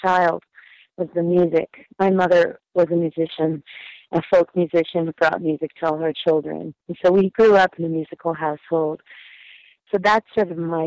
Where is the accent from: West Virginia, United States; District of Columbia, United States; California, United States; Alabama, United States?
California, United States; Northern; now in Berkeley, United States; I grew up in Northern California and then came to Berkeley to go to college